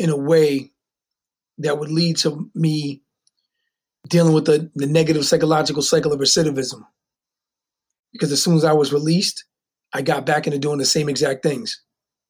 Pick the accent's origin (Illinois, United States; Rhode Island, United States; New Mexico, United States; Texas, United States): Rhode Island, United States; Newport; I was born and raised in Newport, Rhode Island